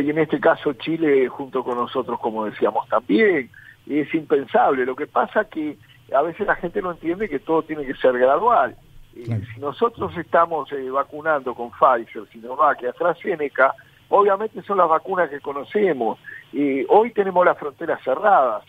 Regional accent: Paysandú, Uruguay; soy nativo de allí

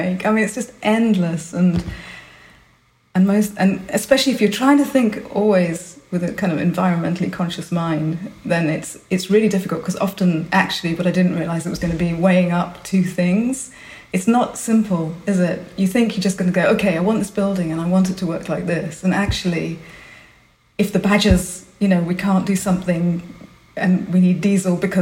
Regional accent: Budapest, Hungary; moved away; also born or lived in Berlin, Germany; I was born in Budapest. We lived in Berlin

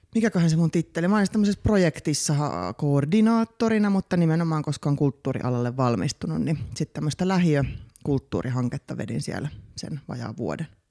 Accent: Vantaa, Uusimaa, Finland; now in Helsinki, Finland; koomikko, alun perin Itä-Vantaalta, nykyisin helsinkiläinen.

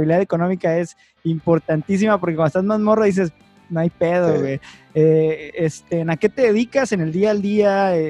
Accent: Tijuana, Baja California, Mexico; ya tengo 10 años acá. Como decimos en Tijuana

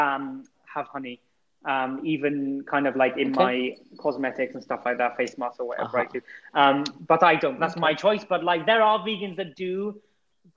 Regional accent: United Kingdom; I'm British as well.

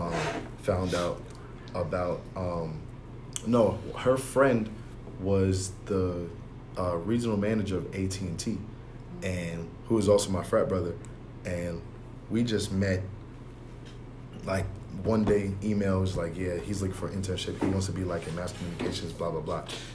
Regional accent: Long Island, New York, United States; I'm from Long Island

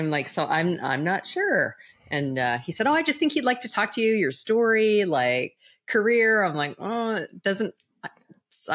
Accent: Western Canada, Canada; moved away as an adult; also born or lived in Toronto, Ontario; I'm originally from Canada

